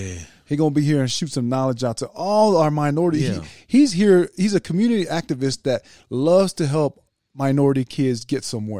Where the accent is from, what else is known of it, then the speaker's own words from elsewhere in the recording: United States; I'll say Tonga because I'm an American